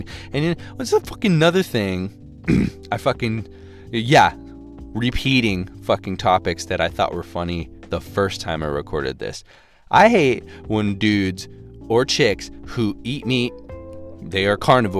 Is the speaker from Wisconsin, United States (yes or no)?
no; Texas, United States; moved away as an adult; also born or lived in Austin, Texas; Ended up deciding to go back to my hometown